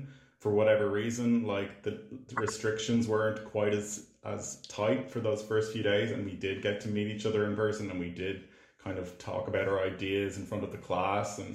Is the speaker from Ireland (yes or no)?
yes; Ireland; I'm an Irish filmmaker and actor